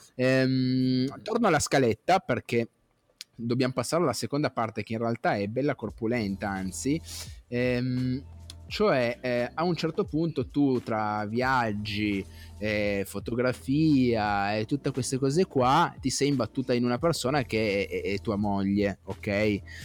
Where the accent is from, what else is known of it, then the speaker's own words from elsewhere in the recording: province of Cuneo, Piedmont, Italy; io sono della, della, provincia di Cuneo